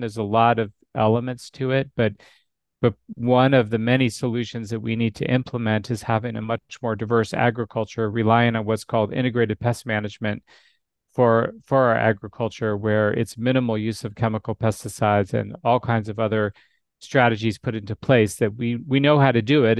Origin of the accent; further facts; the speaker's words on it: Alaska, United States; now in Arizona, United States; And I grew up in Alaska. So I was born and raised in Alaska.